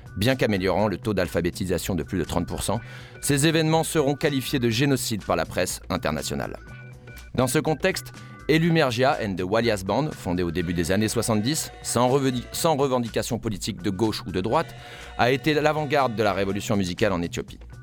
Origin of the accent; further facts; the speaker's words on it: France; chez nous, en France